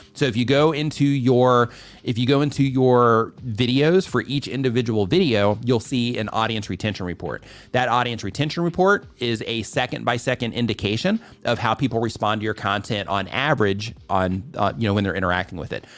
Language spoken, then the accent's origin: English; Midwest, United States; I grew up in the, in the Midwest